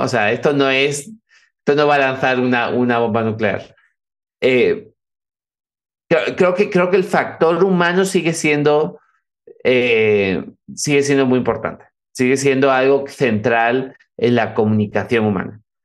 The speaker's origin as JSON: {"language": "Spanish", "town": "Cádiz", "region": "Andalusia", "country": "Spain", "tie": "born or raised there", "said": "Mi familia, mi familia es vasca, yo nací en Cádiz"}